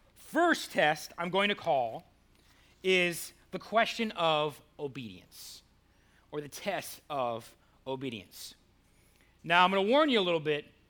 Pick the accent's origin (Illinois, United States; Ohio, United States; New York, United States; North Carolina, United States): Ohio, United States; Cleveland; now in Goldsboro, United States; Cleveland, my hometown